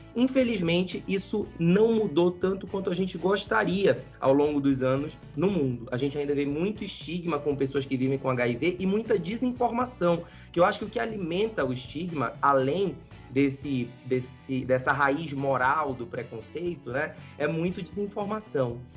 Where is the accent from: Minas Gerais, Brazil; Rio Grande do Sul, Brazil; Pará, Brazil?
Pará, Brazil; Belém; now in São Paulo, Brazil; Eu sou lá de cima, sou de Belém do Pará, tá? Nasci lá, me criei lá